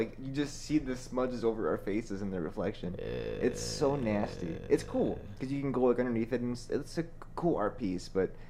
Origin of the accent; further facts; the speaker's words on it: Illinois, United States; now in Tampa, United States; So I live in Tampa. I'm from Illinois myself. So I know about Chicago mostly, not that well. I mean, I didn't live in Chicago, but I lived near Chicago.